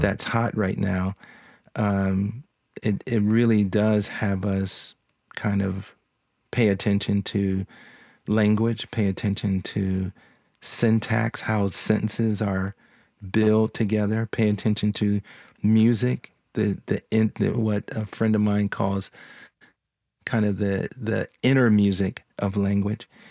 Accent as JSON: {"language": "English", "town": "Philadelphia", "region": "Pennsylvania", "country": "United States", "tie": "born or raised there", "moved": "yes", "lives_now": "Nashville, United States", "said": "I grew up in Philadelphia."}